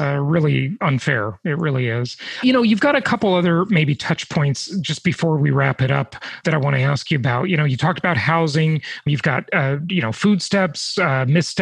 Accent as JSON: {"language": "English", "region": "Southern California", "country": "United States", "also_born_or_lived": "Newport Beach, California", "moved": "yes", "said": "I don't live there now, but I'm from Southern California. And so I lived in Newport Beach for many years"}